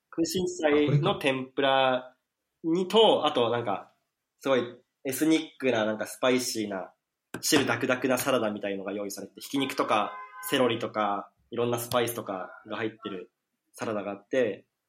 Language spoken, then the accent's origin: Japanese; Koshigaya, Saitama, Japan; 俺、越谷市っていうところ出身